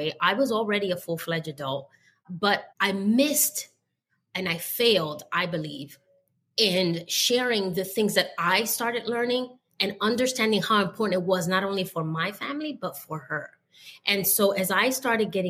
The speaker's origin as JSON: {"language": "English", "town": "New York City", "region": "New York", "country": "United States", "said": "being from the South Bronx"}